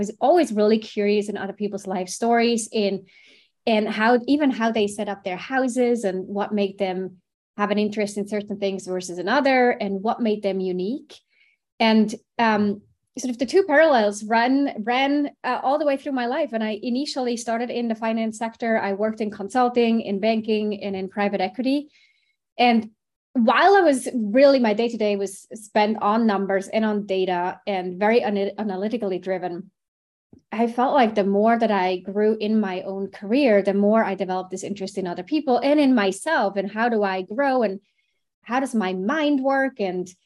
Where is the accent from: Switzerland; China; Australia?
Switzerland; I grew up in Switzerland and studied finance, thinking I might go into banking, like a typical Swiss kid